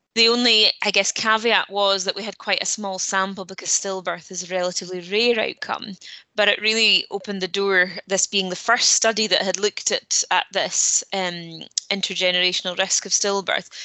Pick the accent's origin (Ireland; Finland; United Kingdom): United Kingdom; Peterhead, Scotland; now in Aberdeen, United Kingdom; I'm from Peterhead and have lived and studied in Aberdeen um, most of my life.